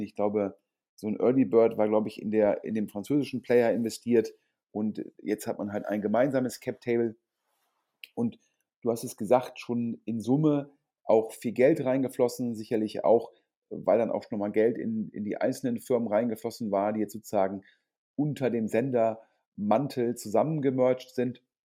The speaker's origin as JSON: {"language": "German", "town": "Düsseldorf", "region": "North Rhine-Westphalia", "country": "Germany", "tie": "born or raised there", "said": "Düsseldorf sozusagen meine Heimatstadt"}